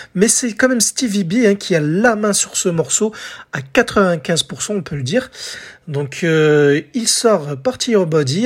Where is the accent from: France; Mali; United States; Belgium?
France; chez nous en France